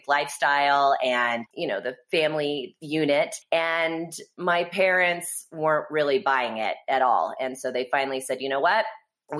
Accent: Kansas City, United States; also born or lived in Texas; now in Vail, United States; I was originally born in Kansas City. I'm a Midwest girl.

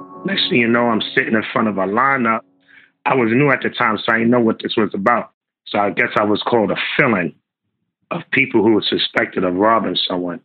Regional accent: New York City, New York, United States; also born or lived in Bronx; I grew up around the Harlem area, the Apollo, you know, area right around the corner from the Apollo.

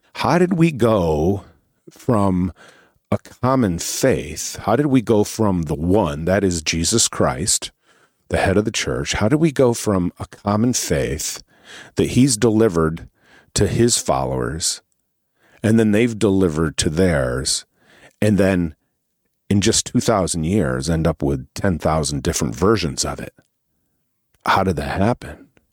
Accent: Northeast, United States; I'm from the Northeast

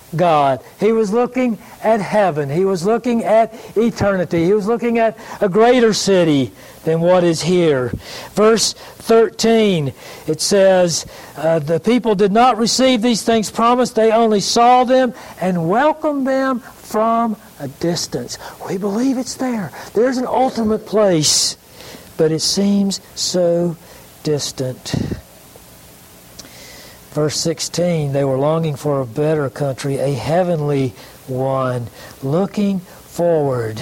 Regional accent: Greenville, South Carolina, United States; I grew up in Greenville, and I had an uncle, kind of a famous uncle in the history of South Carolina

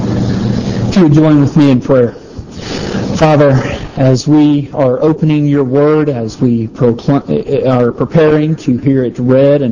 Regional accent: Palmetto, Georgia, United States; I grew up in this little small town of Palmetto, Georgia

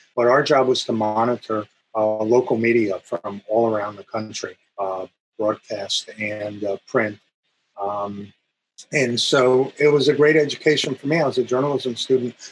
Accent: New Jersey, United States; moved away as an adult; also born or lived in Iowa; I grew up in New Jersey

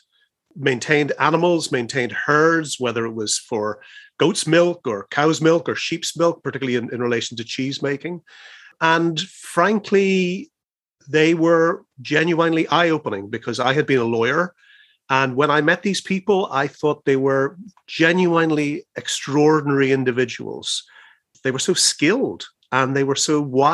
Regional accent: Belfast, Northern Ireland, United Kingdom; moved away as an adult; also born or lived in Dublin; now in West Cork, Ireland; I'm a city boy. I'm from Belfast.

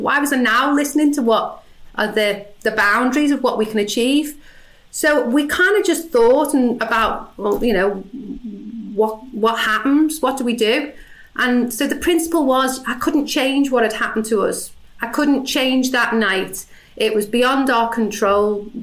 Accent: Liverpool, North West England, United Kingdom; accent: Scouse

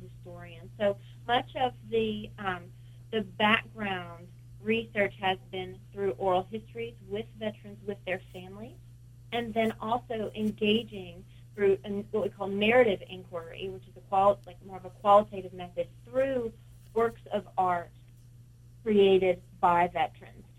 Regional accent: Kentucky, United States; now in Delaware, United States; I'm originally from Kentucky

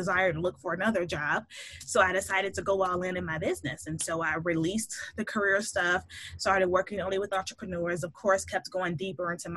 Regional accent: Chicago, Illinois, United States; moved away as an adult; now in Pittsburgh, United States; I'm originally from Chicago. So that's where I was born and raised

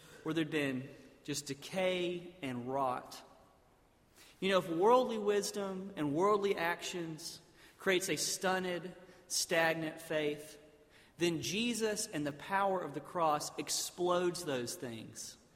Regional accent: South Alabama, United States; I grew up in South Alabama, basically in a town where they had drained a swamp and put a bunch of buildings there

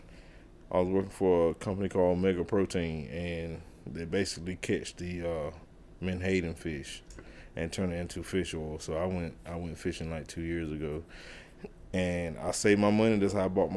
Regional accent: South River, Merrimon, North Carolina, United States; I'm from South River, Merman. It's pretty much a big community. Everybody's somebody's mom, somebody's dad. You can get a whooping if you're doing something.

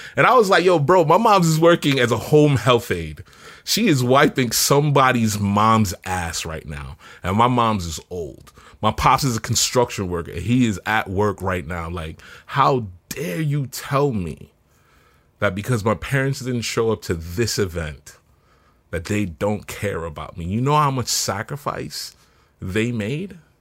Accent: New York City, New York, United States; moved away as an adult; also born or lived in Jamaica; now in Seattle, United States; I was six, seven when I came here

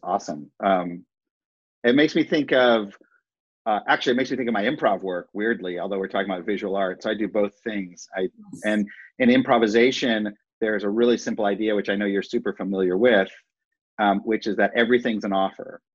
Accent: Cleveland Heights, Ohio, United States; I grew up in Cleveland Heights, Ohio

